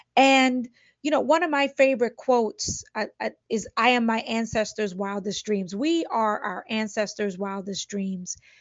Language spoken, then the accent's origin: English; Brooklyn, New York, United States; I grew up in Brooklyn in a Spanish and, or Latino and Black neighborhood